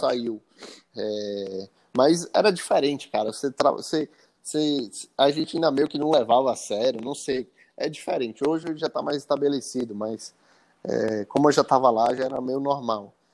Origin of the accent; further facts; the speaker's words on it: Salvador, Bahia, Brazil; moved away as an adult; also born or lived in Italy; voltei para Salvador para passar um, algumas semanas aqui com a família